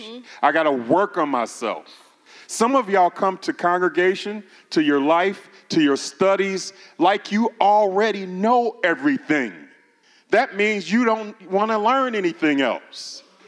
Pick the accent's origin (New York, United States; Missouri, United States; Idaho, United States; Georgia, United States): Missouri, United States; St. Louis; now in Oklahoma, United States; I know I'm in Oklahoma, but I'm from Missouri, St. Louis.